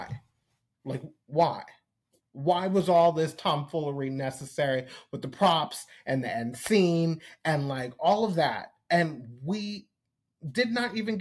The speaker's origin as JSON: {"language": "English", "area": "Long Island", "region": "New York", "country": "United States", "moved": "yes", "lives_now": "Atlanta, United States", "said": "I am originally from Long Island, New York, even though I've lived in Atlanta for, I guess, 20 years, maybe a little more"}